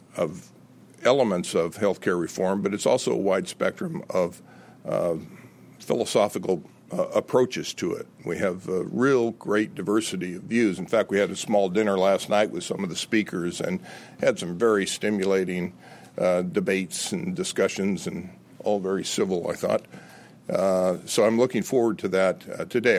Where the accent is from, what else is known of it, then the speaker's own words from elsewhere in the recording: Los Angeles, California, United States; now in Virginia, United States; I grew up in Los Angeles uh, in the 50s